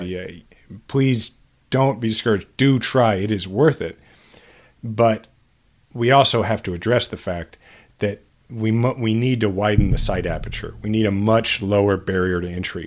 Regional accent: Kansas City, Missouri, United States; born or raised there

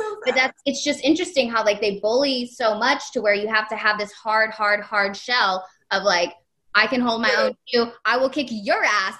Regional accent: Texas, United States; also born or lived in Virginia; whenever I came to Texas from Virginia, my first year, 7th grade, I was 12 years old.

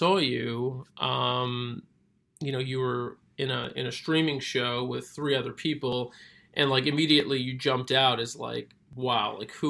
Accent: Brooklyn, New York, United States; I was born and raised in Brooklyn. I've spent 90% of my life in New York.

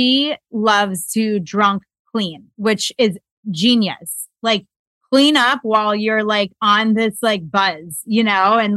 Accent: Florida, United States; I grew up in Florida

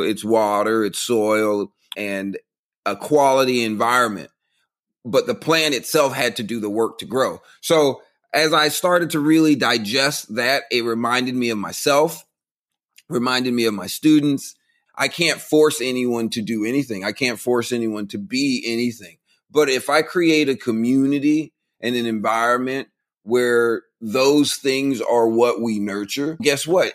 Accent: Central Florida, United States; moved away as an adult; now in Texas, United States; I grew up in the country. I grew up out in Central Florida, out by the cornfields and the orange groves.

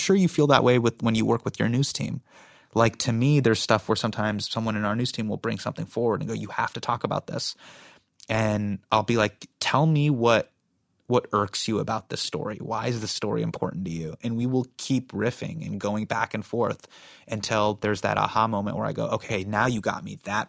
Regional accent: United States; And, you know, I felt this way growing up in America. Like, I've always felt like an insider and an outsider at the same time.

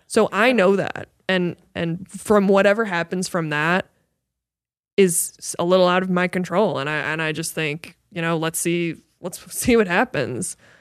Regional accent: Midwest, United States; moved away; inspired by my hometown and my, and the Midwest

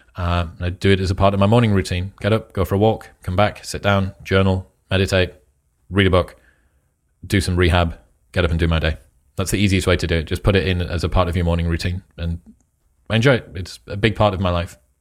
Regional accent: United Kingdom; also born or lived in Newcastle; I am British

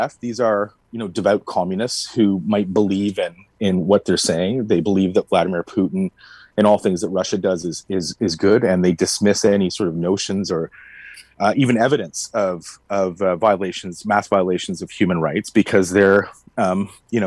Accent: Canada; a Canadian citizen

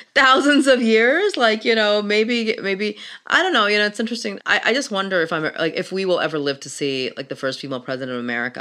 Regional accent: Pakistan; moved away; I'm from Pakistan, I come from a Muslim family

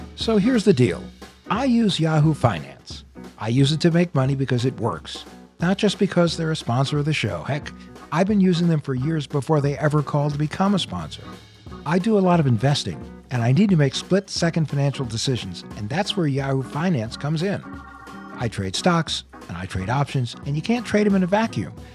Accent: the East, Northeast, United States; moved away as an adult; also born or lived in Michigan; I'm from the East. I moved out west a couple years ago.

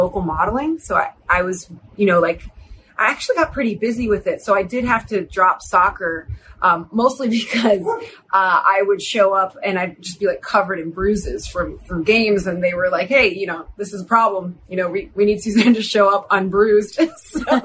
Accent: Cleveland, Ohio, United States; now in Los Angeles, United States; I grew up in Cleveland

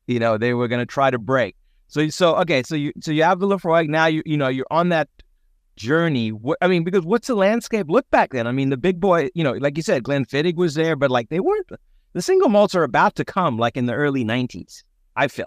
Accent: South Africa; growing up in South Africa

